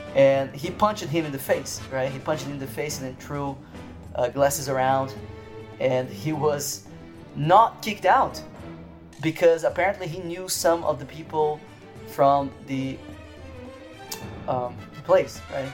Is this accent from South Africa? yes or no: no; Brazil; moved away; I am from Brazil